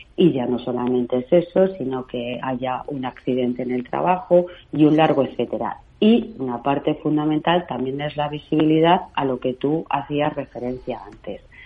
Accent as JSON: {"language": "Spanish", "region": "Castilla-La Mancha", "country": "Spain", "said": "soy de Castilla-La Mancha"}